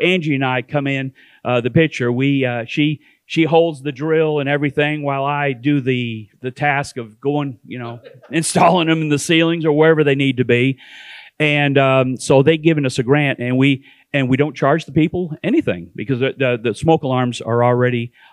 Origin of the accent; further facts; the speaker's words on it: Canada; also born or lived in East Tennessee; now in Sevierville, United States; I'm originally from Canada. And for some reason, I lost my way and found my way to East Tennessee